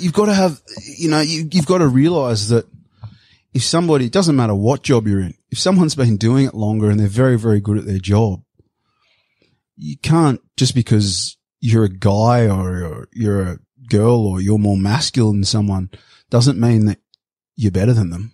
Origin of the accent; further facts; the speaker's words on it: Sydney, New South Wales, Australia; moved away; I'm a surfy from Bondi